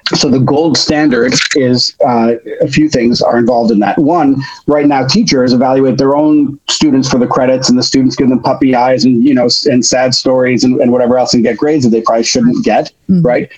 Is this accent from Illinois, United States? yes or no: yes; Chicago, Illinois, United States; now in New York City, United States; I grew up in Chicago